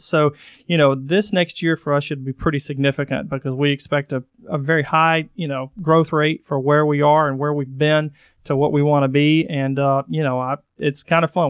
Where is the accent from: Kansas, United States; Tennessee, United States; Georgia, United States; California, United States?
Tennessee, United States; Chattanooga; I'm born and raised in Chattanooga